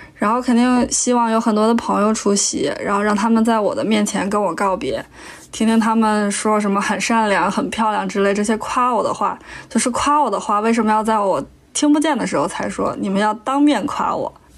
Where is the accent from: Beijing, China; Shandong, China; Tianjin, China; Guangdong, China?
Tianjin, China; 来自天津的卑微广告人